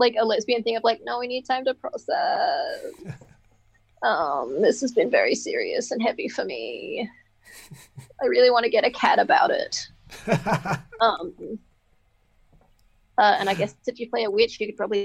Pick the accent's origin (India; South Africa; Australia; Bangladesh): Australia; Queensland; I'm from Queensland